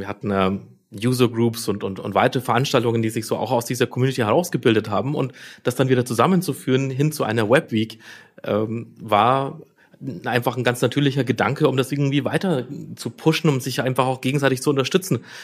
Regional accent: Nuremberg, Bavaria, Germany; Ich bin aus Nürnberg ähm, eigentlich auch schon immer in Nürnberg

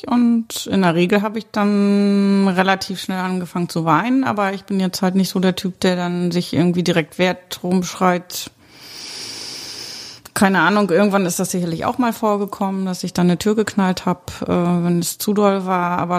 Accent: Mecklenburg-Vorpommern, Germany; ich hatte meine Heimat verlassen für meinen Ex-Mann und bin damals von Mecklenburg-Vorpommern nach Schleswig-Holstein gezogen.

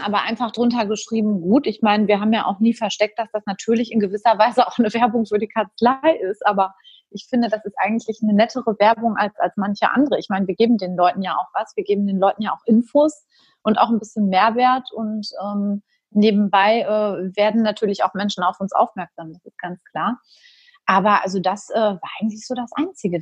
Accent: Germany; hier bei uns in Deutschland

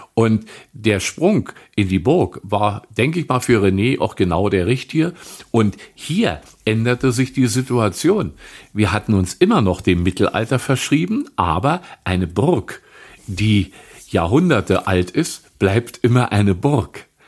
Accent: Wittenberge, Brandenburg, Germany; Ich bin 1952 in Wittenberge in der Prignitz geboren noch hier lebend

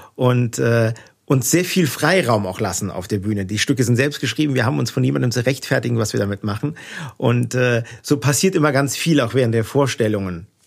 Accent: Neuwied, Rhineland-Palatinate, Germany; accent: Platt; also born or lived in Wiesbaden; ich bin in Heimbach-Weiß groß geworden

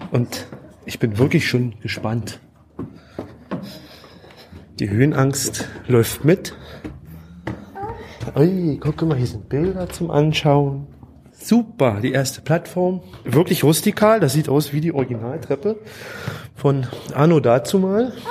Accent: Cottbus, Brandenburg, Germany; moved away as an adult; ich komme ja aus Cottbus, bin dann vor sieben Jahren weggezogen, bin immer noch gerne

